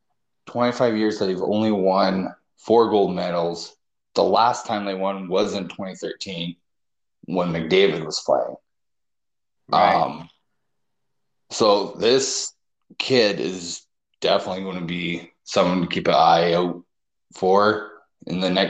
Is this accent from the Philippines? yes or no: no; Canada; Me being Canadian